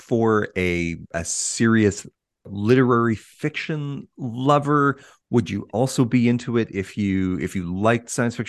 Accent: Canada; As a Canadian child of the 1980s

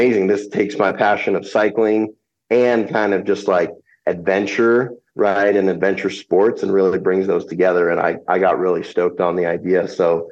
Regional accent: Vermont, United States; now in Anchorage, United States; I grew up in Vermont

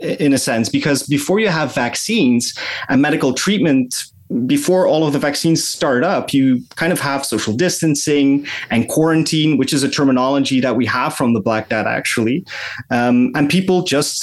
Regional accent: Belgian Limburg, Flanders, Belgium; now in Weert, Netherlands; I'm actually from Belgium

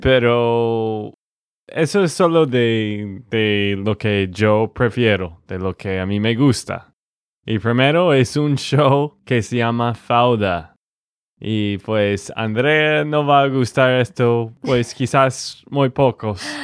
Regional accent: Texas, United States; de Texas, Estados Unidos

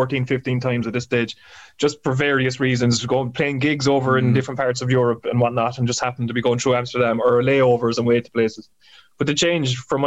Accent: Ireland; we're coming from Ireland

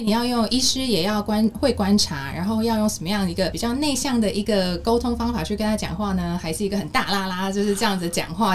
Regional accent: South Korea; moved away as an adult; now in Taiwan; 我妈妈是韩国人，然后小时候在韩国长大

